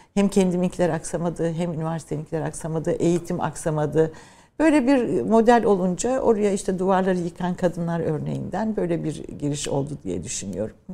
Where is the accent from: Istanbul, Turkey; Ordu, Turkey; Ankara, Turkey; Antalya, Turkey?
Ankara, Turkey; also born or lived in Trabzon / Birmingham, United Kingdom; Memleketim olması benim için önemliydi ama ben tabii daha çok Ankara'da büyüdüm. İşte eğitim, ilkokul, ortaokul, liseyi Ankara'da